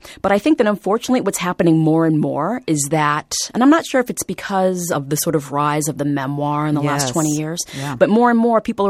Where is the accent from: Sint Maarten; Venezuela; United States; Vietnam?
Vietnam; born there; because I was born in Vietnam, people really want to, again, look at this book through that particular lens.